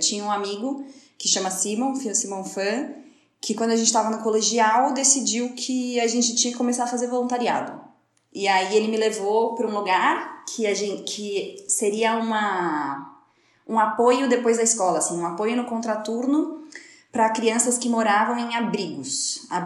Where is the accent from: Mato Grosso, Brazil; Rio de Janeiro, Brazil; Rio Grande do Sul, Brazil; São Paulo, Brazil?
São Paulo, Brazil; moved away as an adult; now in Barcelona, Spain; eu sou de São Paulo, São Paulo capital.